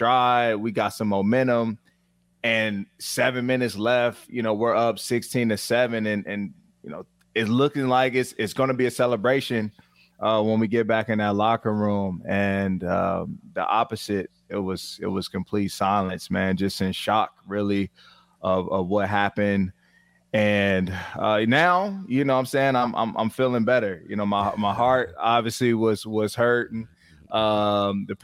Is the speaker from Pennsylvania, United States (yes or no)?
no; Virginia, United States; I'm from Virginia